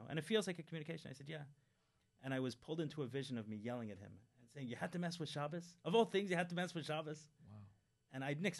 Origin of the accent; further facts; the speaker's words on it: New York City, New York, United States; I grew up in Crown Heights